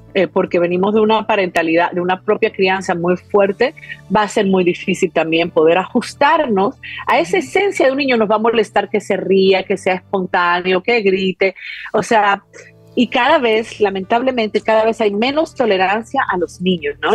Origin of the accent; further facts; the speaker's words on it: Peru; yo fui criada en Perú